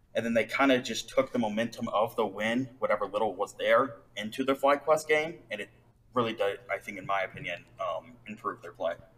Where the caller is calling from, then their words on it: Denver, Colorado, United States; I'm calling from Denver, Colorado